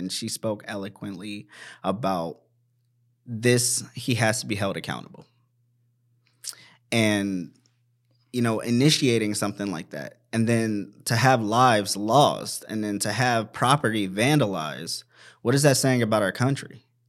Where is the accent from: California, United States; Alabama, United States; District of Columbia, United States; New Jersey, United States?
District of Columbia, United States; Washington; And that struck home for me because I'm from Washington, mm-hmm. D.C.